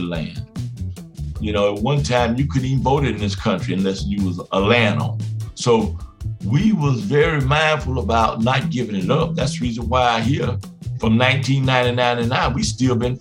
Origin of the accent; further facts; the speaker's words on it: Miami, Florida, United States; moved away as an adult; now in Buena Vista, Georgia, United States; at the age of 4 or 5, we moved to Miami, Florida